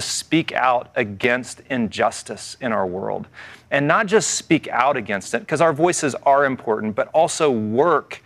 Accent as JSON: {"language": "English", "region": "the South", "country": "United States", "tie": "born or raised there", "said": "I grew up in the South"}